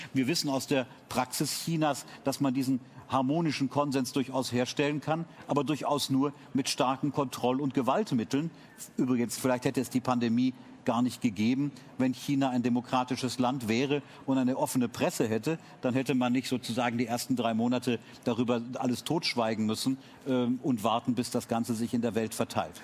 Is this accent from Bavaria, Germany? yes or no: yes; Munich, Bavaria, Germany; als Münchner